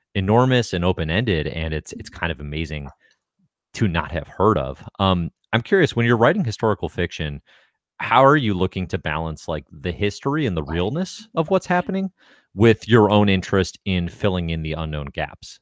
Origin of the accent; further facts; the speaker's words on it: United States; I'm American